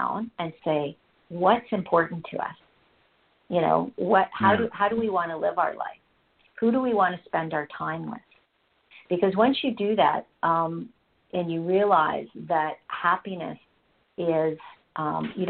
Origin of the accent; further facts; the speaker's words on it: Canada; I'm Canadian, and it became very clear here in Canada